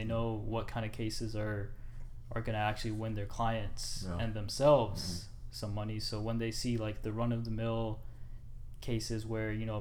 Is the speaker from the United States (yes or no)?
yes; Huntsville, Alabama, United States; also born or lived in Edmonton, Alberta, Canada; I moved to Madison, Huntsville, Alabama in 1999. I was 6 years old at the time.